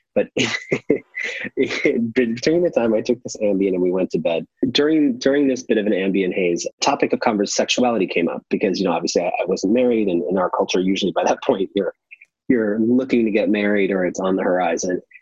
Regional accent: San Francisco, California, United States; moved away as an adult; also born or lived in Los Angeles; I grew up in San Francisco

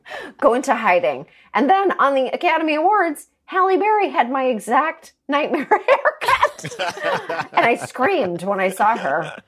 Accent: Toronto, Ontario, Canada; moved away; I grew up in Toronto.

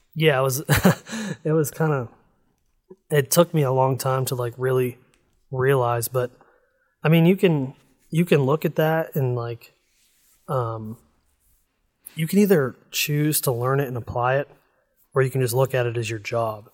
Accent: Northeast Ohio, United States; I grew up in Northeast Ohio, and I'm so close to Pennsylvania that, like, my, the elementary school that I went to is actually in Pennsylvania.

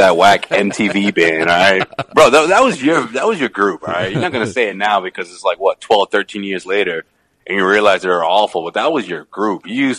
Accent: Boston, Massachusetts, United States; I told him I was from Boston.

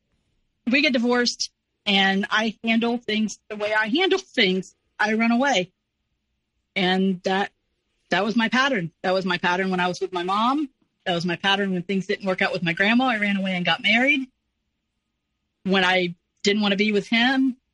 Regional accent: the North, United States; moved away; I was from a different state. I was from the North. I was the Yankee.

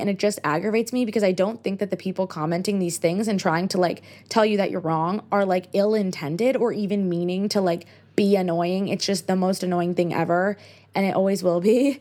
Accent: United States; accent: American; I'm American

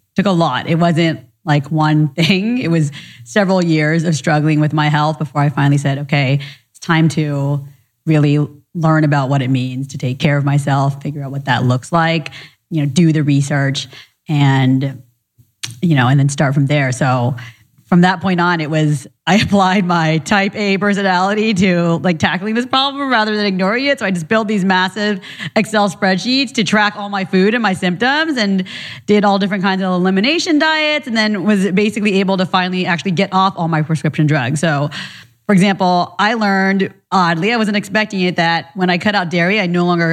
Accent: Orange County, California, United States; born or raised there; also born or lived in Orlando, Florida

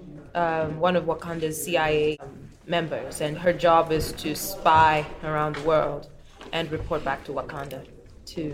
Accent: Kenya; moved away; I'm from Kenya, but so much of my character is formed by the fact that I've lived so many other places

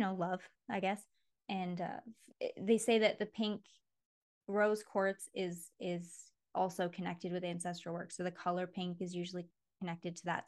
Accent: Mason, Michigan, United States; Mason, which is where I grew up in Michigan

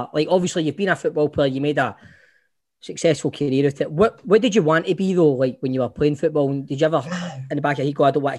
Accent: Glasgow, Scotland, United Kingdom; I grew up in Carentine, mate, no far from Easter house

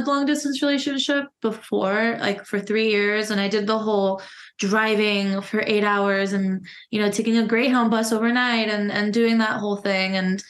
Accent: West Palm Beach, Florida, United States; now in Denver, United States; So yeah, I grew up in Florida

